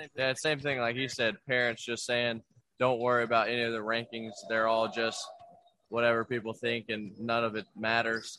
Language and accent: English; Kentucky, United States; I'm from Kentucky. I live an hour from Kentucky